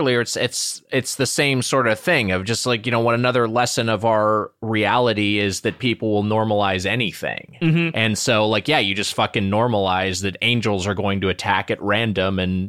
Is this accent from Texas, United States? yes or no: no; Long Beach, California, United States; I'm from the Long Beach area, and they're just like everywhere.